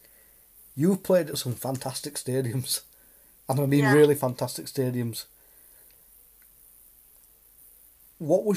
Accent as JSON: {"language": "English", "town": "Leeds", "region": "Yorkshire and the Humber", "country": "United Kingdom", "said": "We're both from Leeds"}